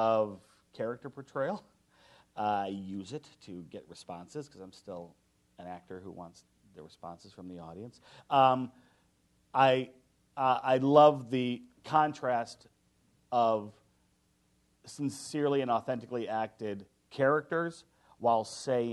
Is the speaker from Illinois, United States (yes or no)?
yes; Chicago, Illinois, United States; I'm from Chicago